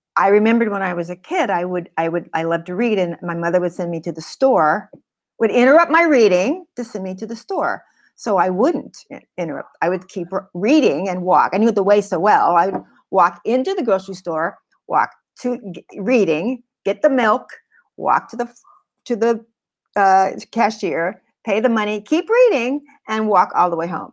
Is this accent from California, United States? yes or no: yes; California, United States; I wasn't fr, from New York, and I came from California